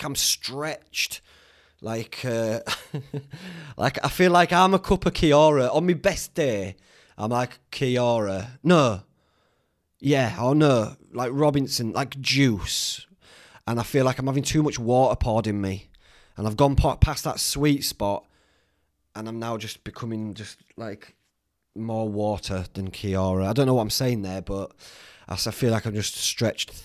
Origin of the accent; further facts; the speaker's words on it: Whitby, Yorkshire and the Humber, United Kingdom; Whitby, it's my hometown where I grew up